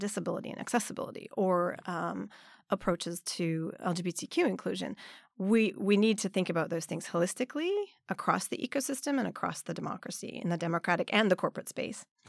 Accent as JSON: {"language": "English", "area": "Vancouver suburbs", "region": "British Columbia", "country": "Canada", "also_born_or_lived": "Montreal, Canada", "first_language": "English", "moved": "as an adult", "lives_now": "Nagano, Japan", "said": "I'm originally from Canada, from the suburbs of Vancouver."}